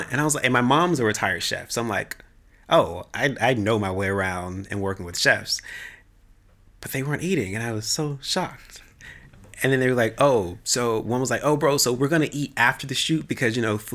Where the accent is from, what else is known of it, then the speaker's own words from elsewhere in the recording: the South, United States; So I was like through the roof because I'm from the South. So we love Jesus